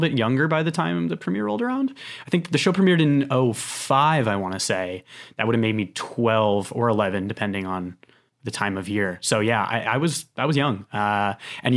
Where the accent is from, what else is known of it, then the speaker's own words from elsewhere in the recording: Connecticut, United States; now in New York, United States; I'm originally from Connecticut. I live in New York now. I've spent my entire life here on the East Coast